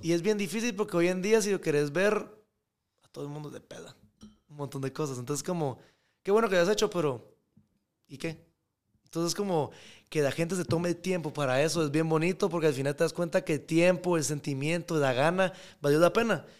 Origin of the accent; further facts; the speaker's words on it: Guatemala; yo soy de Guatemala